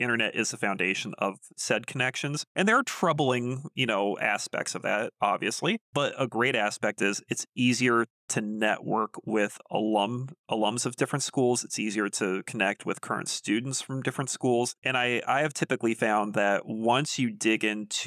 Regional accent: United States; an American

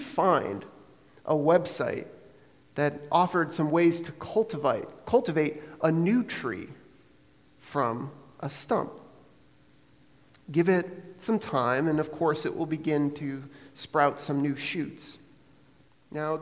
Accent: Maine, United States; now in Vermont, United States; growing up in Maine and now living here in Vermont

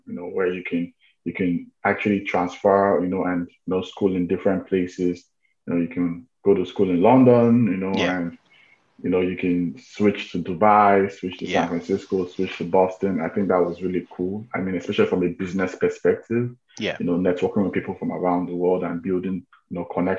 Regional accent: Nigeria; moved away as an adult; also born or lived in United States; I'm from Nigeria

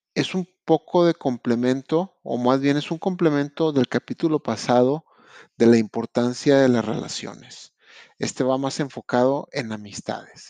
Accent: Monterrey, Nuevo León, Mexico; moved away as an adult; now in Quebec, Canada; soy de Monterrey, Nuevo León, México

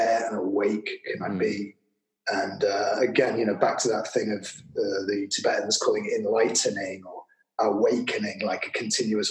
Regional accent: Manchester, North West England, United Kingdom; moved away; I'm from Manchester, not known for its tropical climate.

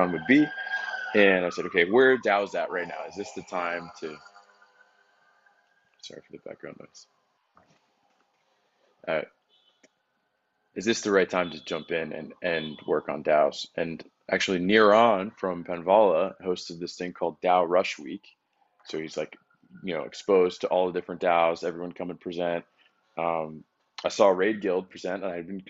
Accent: Boston, Massachusetts, United States; moved away as an adult; also born or lived in Connecticut / San Francisco; now in Miami, United States; I was born in Connecticut. I spent most of my life in and around Boston

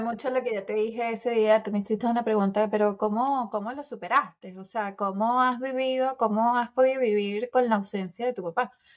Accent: Venezuela; moved away as an adult; now in Cooper City, United States; soy venezolana, eh, tengo 45 años, los acabo de cumplir

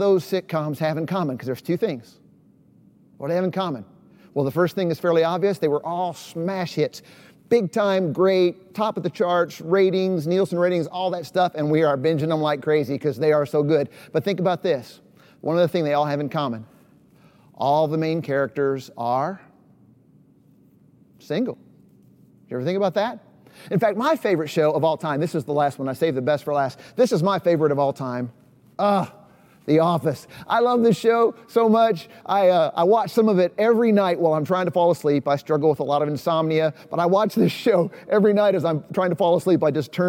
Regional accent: East Tennessee, United States; moved away as an adult; also born or lived in Chicago, Illinois; now in Knoxville, United States; I'm kind of a Southern boy. I grew up in East Tennessee, spent most of my adult life in Chicago, but about 5 years ago, I moved to Knoxville, Tennessee

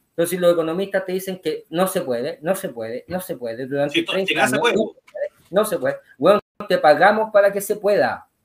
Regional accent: Chile

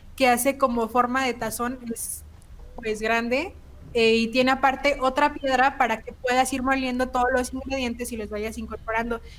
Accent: Mexico; nuestro acento cambia dependiendo de la región

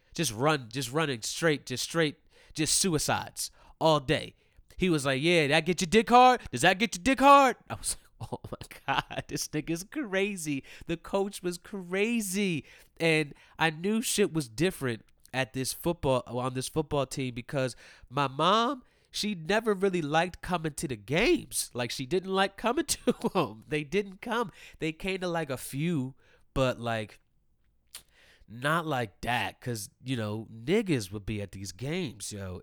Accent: Maryland, United States; also born or lived in Ellicott City, Maryland; I grew up in Maryland

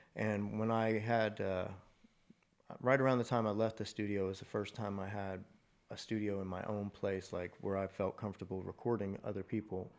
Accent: Mansfield, Texas, United States; also born or lived in Andrews, Texas; now in Fort Worth, United States; I was born in West Texas in a little place called Andrews. Moved here before kindergarten or Mansfield. Mm-hmm. Lived, grew up in Mansfield

